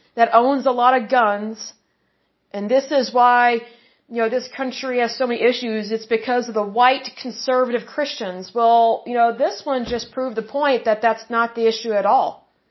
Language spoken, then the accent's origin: English; Oklahoma, United States; I was born and raised in Oklahoma